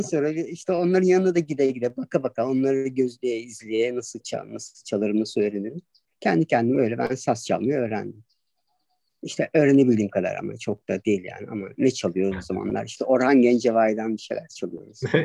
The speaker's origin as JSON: {"language": "Turkish", "town": "Adapazarı", "region": "Sakarya", "country": "Turkey", "tie": "born or raised there", "moved": "as an adult", "said": "Çocukluğum vardı Adapazarı'nın Akdeniz ilçesinde geçti"}